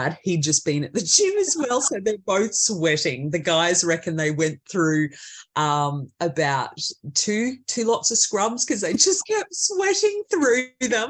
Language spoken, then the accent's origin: English; central Queensland, Australia; here in central Queensland